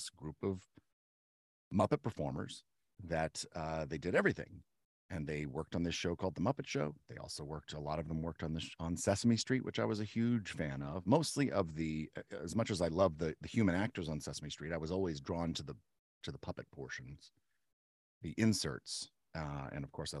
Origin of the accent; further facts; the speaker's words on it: Turner, Kansas, United States; I'm from the Wyandotte County side of near Kansas City. It's in Kansas City. It's a suburb of Kansas City called Turner, Kansas